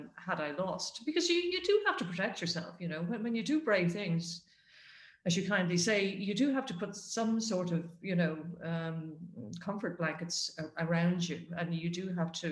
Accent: Ireland; moved away as an adult

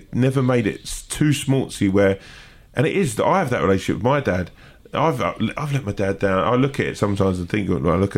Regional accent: England, United Kingdom; growing up in England

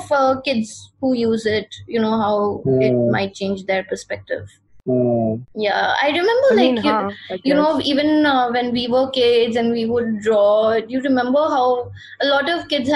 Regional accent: Darjeeling, West Bengal, India; So I'm from Darjeeling

